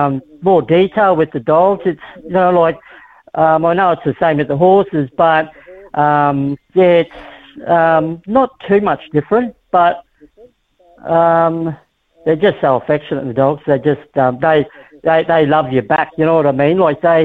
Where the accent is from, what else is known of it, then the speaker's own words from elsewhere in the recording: Australia; moved away as an adult; I moved over from Australia in 2017, just before Christmas. I've been involved in racing all my life, been in horse racing with my dad over in Australia.